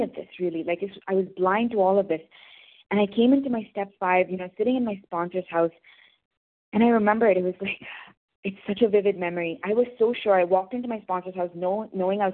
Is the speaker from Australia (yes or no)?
no; India; I'm from India